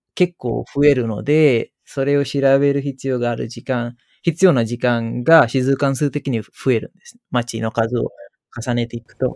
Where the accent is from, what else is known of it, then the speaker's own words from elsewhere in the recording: Sri Lanka; Japanese is a second language; moved away as an adult; now in Japan; 子供だった時代はスリランカで、大人になったのはまあ日本だった